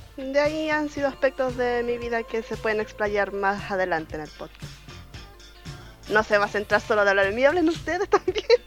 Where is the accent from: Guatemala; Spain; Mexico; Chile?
Chile; Yo soy chilena.